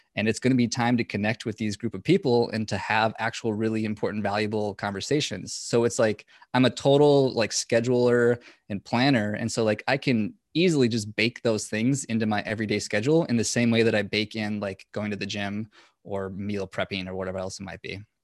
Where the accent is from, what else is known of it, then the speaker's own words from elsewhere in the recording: Minnesota, United States; I'm from Minnesota